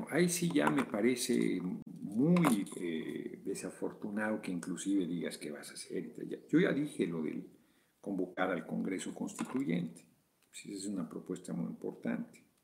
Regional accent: Mexico; Como mexicano, el mejor un espíritu de valor, noña el chingoleón.

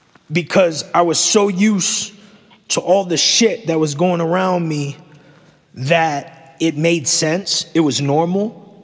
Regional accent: Egg Harbor City, New Jersey, United States; now in Charlotte, United States; when I was growing up in New Jersey

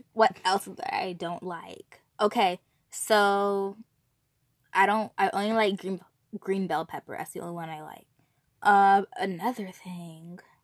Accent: California, United States; I'm from California

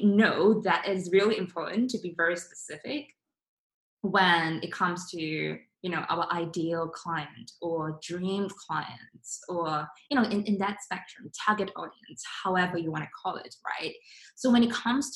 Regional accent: Singapore; I'm from Singapore, and my basically we have four different races in there.

